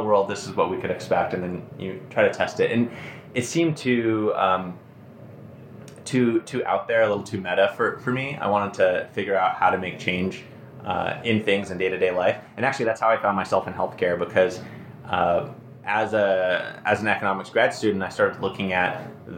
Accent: Phoenix, Arizona, United States; also born or lived in Hawaii; now in Madison, United States; I'm originally from Phoenix, although I was born in Hawaii

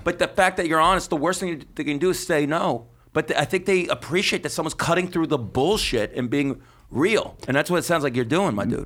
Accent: Las Vegas, Nevada, United States; Las Vegas, my hometown

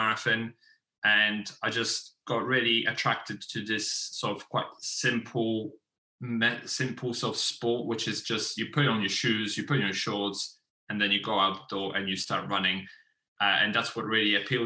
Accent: Poland; moved away as an adult; now in England; I initially came over to England in 2006 from my home country in Poland.

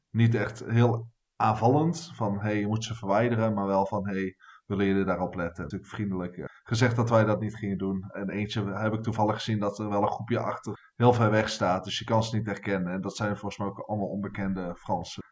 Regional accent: Netherlands; als Nederlanders

